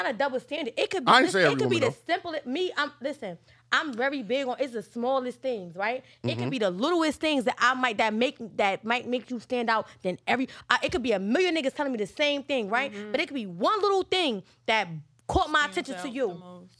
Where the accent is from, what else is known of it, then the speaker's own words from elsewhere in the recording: New Jersey, United States; I'm from Jersey